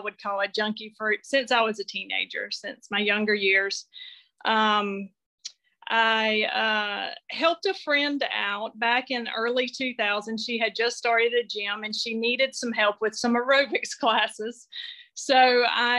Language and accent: English; North Carolina, United States; I grew up in North Carolina. I still live in Western North Carolina, up in the mountains.